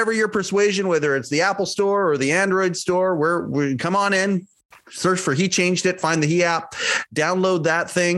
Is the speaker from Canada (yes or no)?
yes; Canada; I'm Canadian